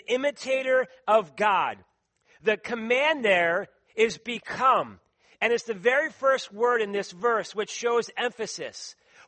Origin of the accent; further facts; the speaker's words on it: Philadelphia, Pennsylvania, United States; accent: East Coast; moved away; I say wooder. I say radiator, tournament, some of the words from Philadelphia, right? And so people then sometimes imitate my accent from the East Coast